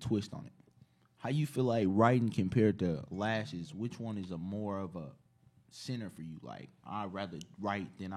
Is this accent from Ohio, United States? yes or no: no; Chicago, Illinois, United States; I'm from Chicago